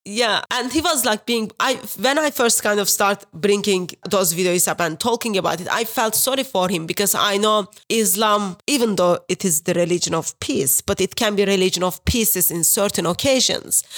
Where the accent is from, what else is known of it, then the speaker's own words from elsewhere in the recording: Turkey; English is a second language; moved away as an adult; now in England; I am originally from Turkey. Uh, I've been in England over ten years now.